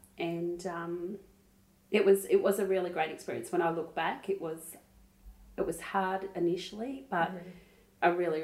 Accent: Traralgon, Victoria, Australia; now in Melbourne, Australia; So I was actually living in Melbourne. I was moved from Gippsland, from Traralgon, living in Melbourne for 6 months working at Channel 9.

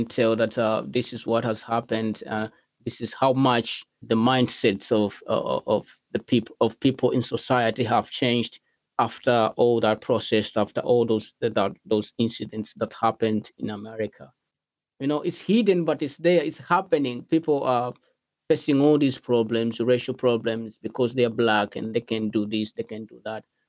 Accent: Malawi; English is a second language; Growing up in Malawi

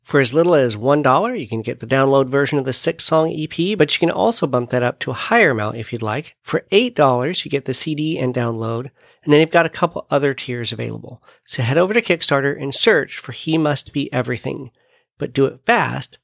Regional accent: United States; my home country of the USA

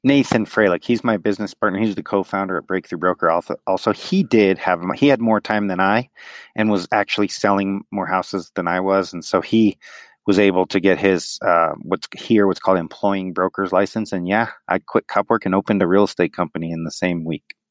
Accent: Denver, Colorado, United States; born and raised in Denver, but both parents are from New York City

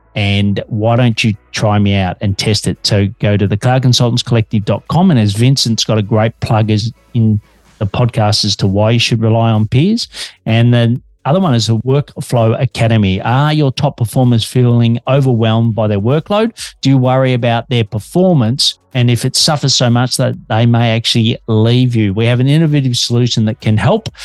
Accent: Australia; I'm an Aussie working globally for Melbourne, Australia

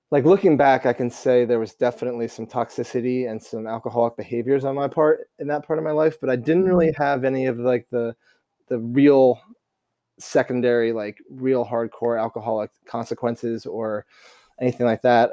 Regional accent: Vermont, United States; moved away; also born or lived in East Coast; I grew up in Vermont playing tennis a lot as a kid

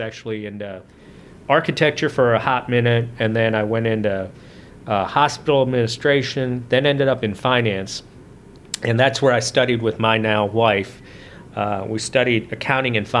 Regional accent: East Cobb, Georgia, United States; also born or lived in India; I grew up right here in East Cobb

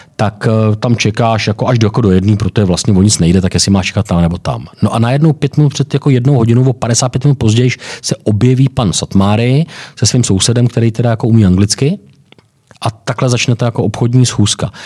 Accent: Czechia; jsem třeba z Čech

